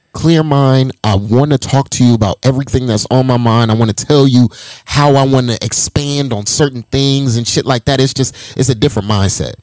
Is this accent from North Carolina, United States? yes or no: no; Las Vegas, Nevada, United States; I'm I'm from Vegas, born and raised